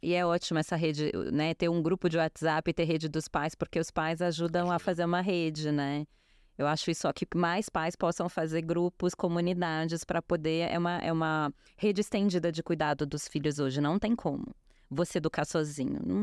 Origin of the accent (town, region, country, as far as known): Brazil